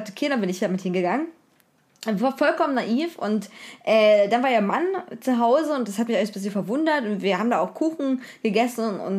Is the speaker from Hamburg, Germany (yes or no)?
no; Rheinsdorf, Saxony, Germany; Ich kann ja sagen, wo ich herkomme aus Rheinsdorf, ist nah an Zwickau, ist äh, bekannt durch das Zwickau ist ja bekannt durch die NSU und durch Trabant